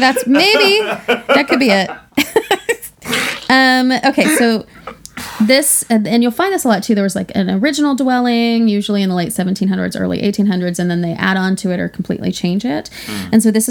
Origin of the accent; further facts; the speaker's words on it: Oklahoma, United States; I'm an Elizabeth Warren Native American, also from Oklahoma, also told in family stories.